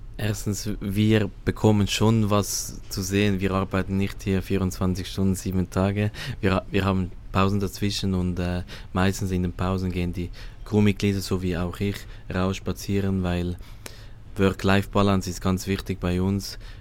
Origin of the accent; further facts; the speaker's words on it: Switzerland; moved away as an adult; ich komme aus der Schweiz